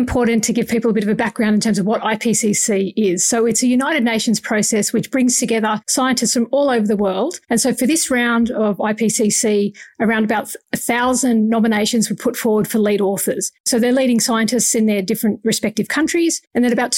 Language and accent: English; Australia; as an Australian